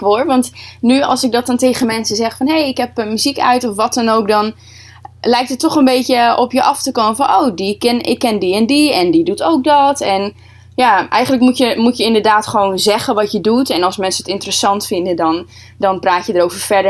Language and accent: Dutch; Groningen, Netherlands; Ik kom uit Groningen.